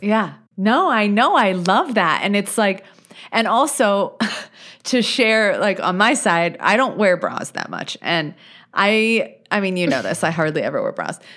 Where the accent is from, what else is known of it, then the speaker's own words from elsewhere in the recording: United States; as an American, right, as a U S citizen